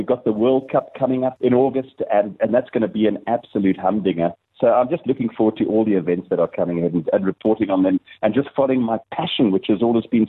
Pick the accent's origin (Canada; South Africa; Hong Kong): South Africa; moved away; also born or lived in Bloemfontein; I'm originally from Kabeja. I'm so excited. I spent some time in Bloemfontein a couple of years or so.